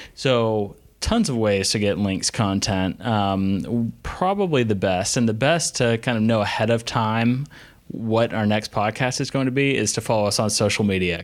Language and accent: English; the Carolinas, United States; we're both from the Carolinas